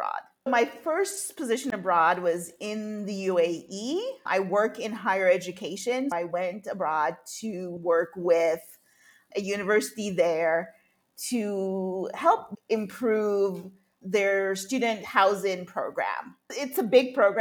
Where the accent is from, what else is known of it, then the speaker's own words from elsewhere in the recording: Jamaica; moved away; also born or lived in United States / North Carolina / United Arab Emirates / Singapore; although I was born in the U.S., I was raised in Jamaica as a child